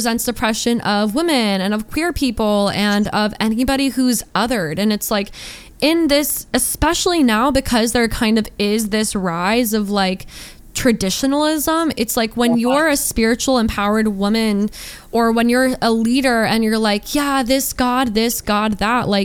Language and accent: English; Georgia, United States; I grew up in Georgia